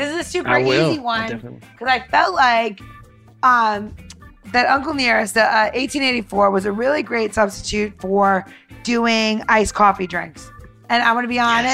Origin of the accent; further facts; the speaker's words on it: New York, United States; I grew up in New York